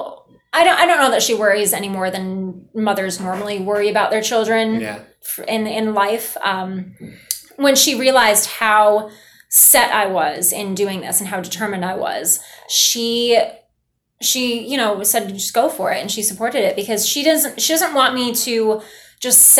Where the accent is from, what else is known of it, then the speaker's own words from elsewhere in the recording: New York, United States; Being that I'm so close to home, being that my hometown's upstate